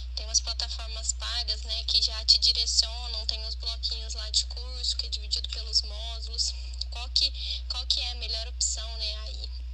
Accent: Franca, São Paulo, Brazil; sou aqui de Franca, interior de São Paulo

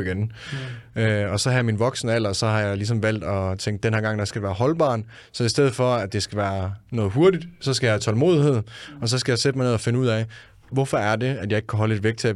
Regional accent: Denmark; Jeg er fra Jylland af

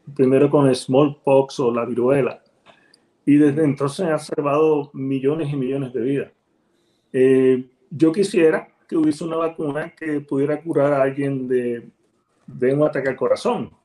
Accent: Ponce, Puerto Rico; moved away as an adult; also born or lived in Dominican Republic / Livingston, New Jersey / Miami; now in Abilene, Texas, United States; nací y me crié en Ponce, Puerto Rico

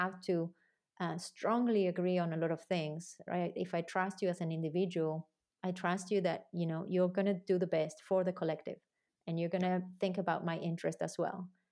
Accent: Argentina; moved away; also born or lived in New Zealand; I'm originally from Argentina

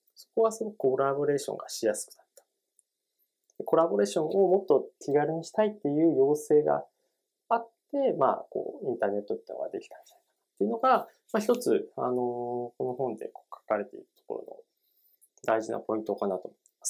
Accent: Tochigi, Japan; 僕も、あの、栃木の出身で結構田舎なので

